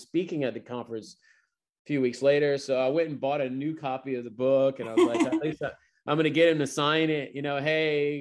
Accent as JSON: {"language": "English", "region": "Louisiana", "country": "United States", "tie": "born or raised there", "said": "in my home state"}